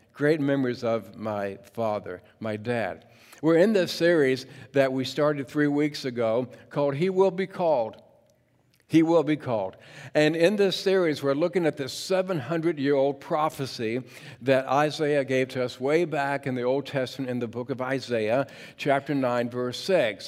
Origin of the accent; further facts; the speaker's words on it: Mechanicsville, Virginia, United States; now in Portland, United States; growing up in Mechanicsville, Virginia.